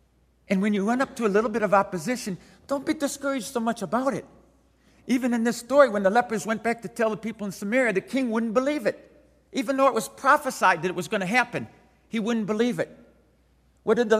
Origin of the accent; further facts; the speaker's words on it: Detroit, Michigan, United States; Grew up in inner city Detroit